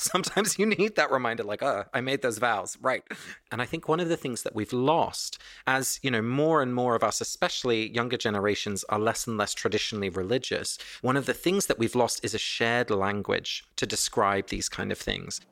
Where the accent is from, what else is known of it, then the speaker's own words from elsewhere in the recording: England, United Kingdom; moved away; my family was Dutch, but I was born and raised in England